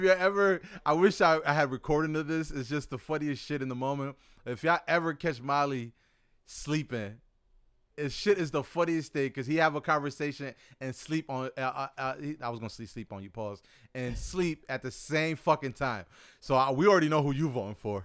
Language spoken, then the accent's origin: English; United States; you and I growing up in America